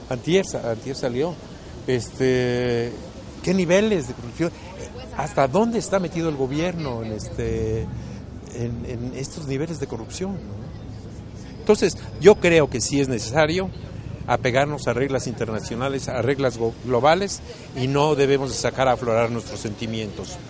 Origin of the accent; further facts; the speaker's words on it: Mexico; Yo como ciudadano mexicano que pago mis impuestos